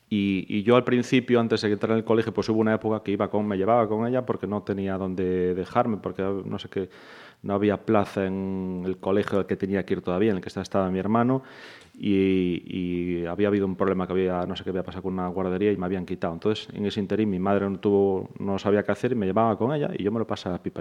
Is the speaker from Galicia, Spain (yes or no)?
yes; Santiago de Compostela, Galicia, Spain; moved away as an adult; now in Pontevedra, Spain; yo soy de Santiago de nacimiento, me creé allí, estudié allí